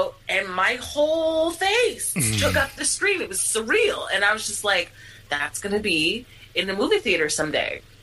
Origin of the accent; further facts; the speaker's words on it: Philadelphia, Pennsylvania, United States; I am born and raised in Philly